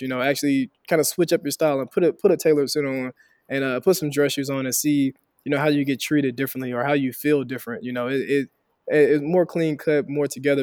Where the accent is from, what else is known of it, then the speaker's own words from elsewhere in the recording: Helena, Arkansas, United States; moved away as an adult; also born or lived in Fayetteville, Arkansas; I'm originally from Helena, Arkansas, Southeast Arkansas, a real poor, underrepresented area. Uh, grew up there